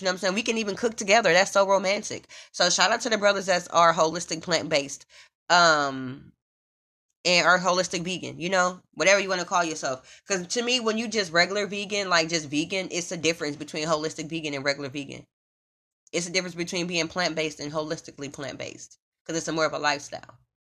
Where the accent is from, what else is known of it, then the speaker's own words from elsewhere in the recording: Omaha, Nebraska, United States; now in Los Angeles, United States; I'm from Omaha, Nebraska